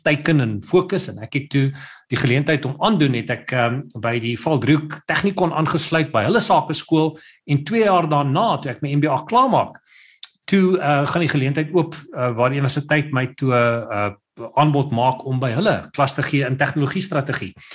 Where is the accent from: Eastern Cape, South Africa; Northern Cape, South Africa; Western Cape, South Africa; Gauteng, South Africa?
Gauteng, South Africa; Pretoria; moved away as an adult; now in Cape Town, South Africa; my ma het 'n blomwinkel gehad toe sy in Pretoria gewerk het. So sy sê ek het in die in die, in die blomwinkel groot geword